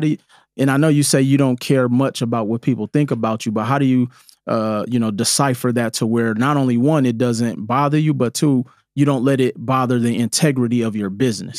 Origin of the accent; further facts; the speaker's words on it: Milwaukee, Wisconsin, United States; growing up in Milwaukee